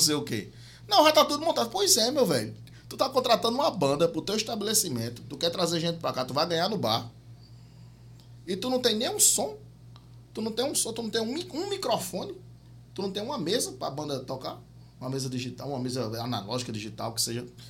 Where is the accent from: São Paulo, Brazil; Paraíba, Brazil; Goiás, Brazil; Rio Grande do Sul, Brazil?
Paraíba, Brazil; João Pessoa; a gente é de João Pessoa, a gente é de João Pessoa